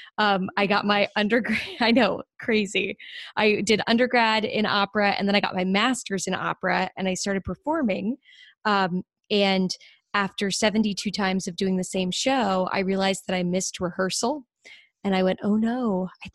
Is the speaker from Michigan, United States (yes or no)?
no; Dale City, Virginia, United States; I grew up in Northern Virginia, just south of Washington D.C., in a town called Dale City